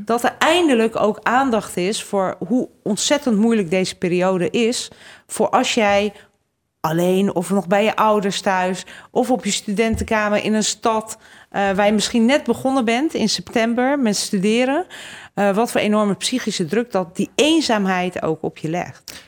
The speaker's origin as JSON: {"language": "Dutch", "region": "Utrecht", "country": "Netherlands", "tie": "born or raised there", "also_born_or_lived": "Hungary / Groningen / Brussels", "said": "en toen ik één was naar Nederland gekomen, in Utrecht opgegroeid"}